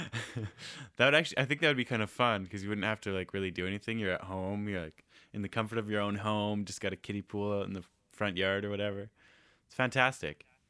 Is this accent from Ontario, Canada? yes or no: no; Nanaimo, British Columbia, Canada; Taylor and I grew up in Nanaimo